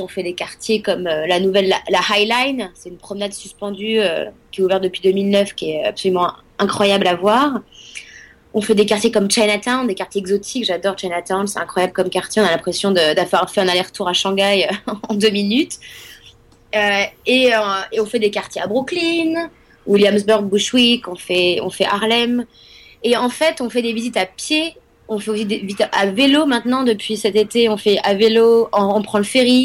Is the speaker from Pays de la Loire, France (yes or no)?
yes; Nantes, Pays de la Loire, France; moved away as an adult; also born or lived in Paris; now in New York, United States; moi je viens de Nantes à la base